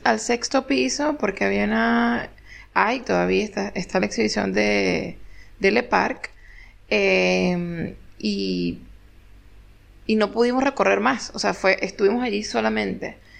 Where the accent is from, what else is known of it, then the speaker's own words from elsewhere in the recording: Venezuela; moved away as an adult; now in Argentina; soy venezolana